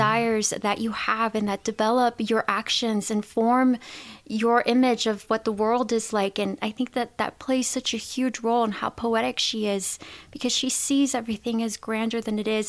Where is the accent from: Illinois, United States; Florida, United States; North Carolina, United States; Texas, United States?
Texas, United States; El Paso; now in Las Vegas, United States; I'm from El Paso myself